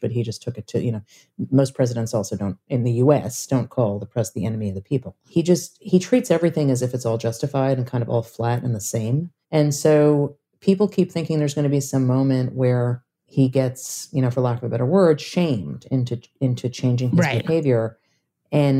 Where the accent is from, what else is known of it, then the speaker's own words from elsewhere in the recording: New York, United States; I'm from New York and I covered New York politics for a very long time